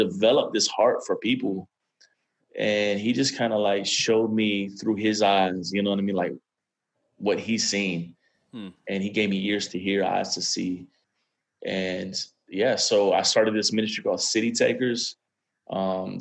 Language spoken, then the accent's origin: English; Miami, Florida, United States; now in Atlanta, United States; I'm actually born and raised in Miami, Florida